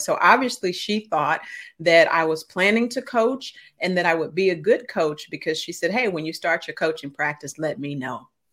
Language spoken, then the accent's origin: English; St. Louis, Missouri, United States; I grew up in Saint Louis, Missouri, so that's the show me state